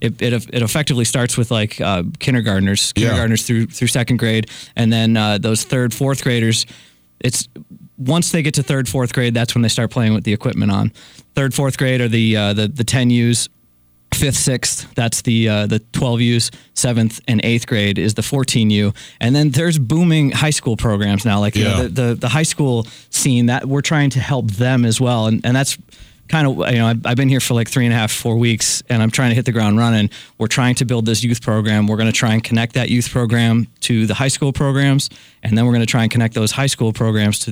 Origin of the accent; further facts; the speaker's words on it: Western New York, United States; moved away; I grew up in Western New York